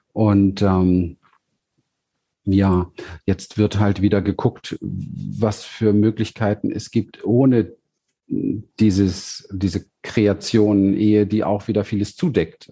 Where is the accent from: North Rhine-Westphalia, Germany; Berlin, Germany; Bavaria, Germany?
Berlin, Germany; ich bin ja aufgewachsen in Berlin im, im, im Hinterhof in Wedding